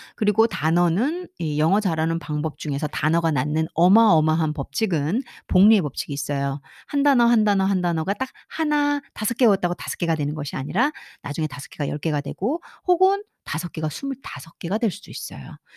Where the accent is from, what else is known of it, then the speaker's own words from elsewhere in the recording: South Korea; 한국인으로서 한국 교육장 안에서 한국 교육 안에서어 특별한 사교육과 학원 교육 없이